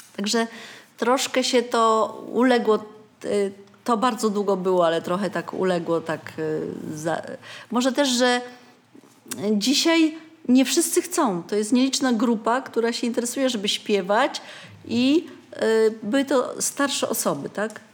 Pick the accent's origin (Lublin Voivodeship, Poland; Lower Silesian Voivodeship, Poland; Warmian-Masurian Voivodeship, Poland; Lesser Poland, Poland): Lower Silesian Voivodeship, Poland; Wrocław; moved away as an adult; now in Oborniki Śląskie, Poland; byłam rodowitą wrocławianką